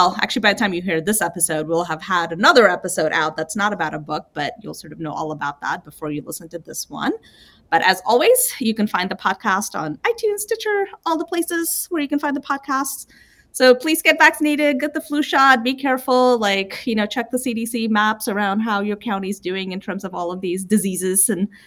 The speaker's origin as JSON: {"language": "English", "country": "United States", "said": "as an American"}